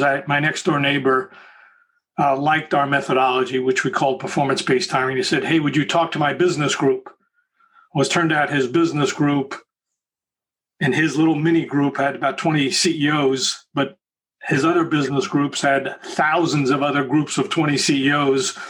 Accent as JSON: {"language": "English", "area": "Long Island", "region": "New York", "country": "United States", "tie": "born or raised there", "also_born_or_lived": "Bronx, New York City / Southern California", "moved": "as an adult", "said": "moved out to Long Island"}